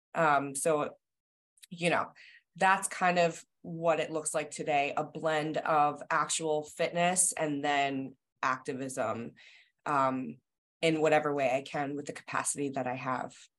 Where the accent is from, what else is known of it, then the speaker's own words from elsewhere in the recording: New Jersey, United States; now in Massachusetts, United States; I am from New Jersey originally, so I live in Massachusetts now in in a suburb outside of Boston.